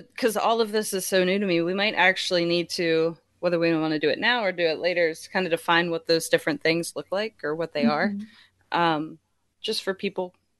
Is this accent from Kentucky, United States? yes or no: no; Winchester, Virginia, United States; I grew up in Winchester, Virginia, where they have the Apple Blossom Festival, and we celebrate the apples every year. It's like this big apple area.